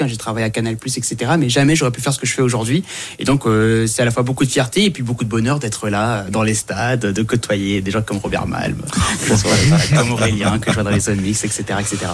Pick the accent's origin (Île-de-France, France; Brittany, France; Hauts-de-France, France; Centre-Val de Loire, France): Île-de-France, France; Saint-Denis; also born or lived in Comoros; moi je viens de Saint-Denis